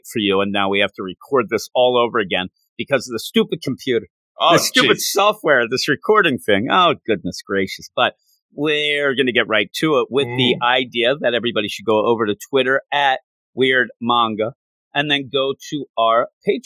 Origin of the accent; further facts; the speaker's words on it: United States; I am American